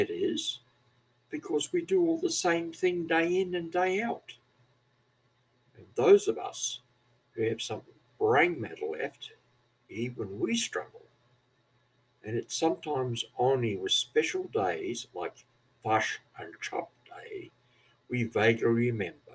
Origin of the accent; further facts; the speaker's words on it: New Zealand; accent: Kiwi; moved away as an adult; also born or lived in Australia; now in Labrador, Australia; I come from New Zealand originally some 40 years ago, and according to some, I speak like a Scotsman, that is, I have a Kiwi accent.